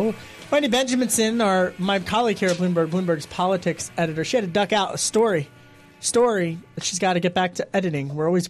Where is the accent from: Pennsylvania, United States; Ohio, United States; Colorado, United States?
Pennsylvania, United States; a Republican from Pennsylvania, my home state, the Keystone State.